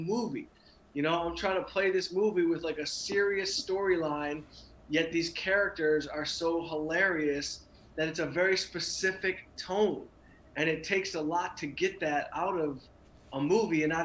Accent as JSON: {"language": "English", "town": "Southfield", "region": "Michigan", "country": "United States", "tie": "born or raised there", "also_born_or_lived": "Los Angeles", "moved": "as an adult", "said": "I'm from here. I grew up in Southfield"}